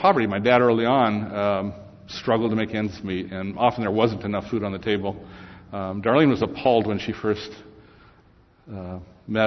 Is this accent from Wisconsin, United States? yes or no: no; Santa Monica, California, United States; I was born in Santa Monica, California.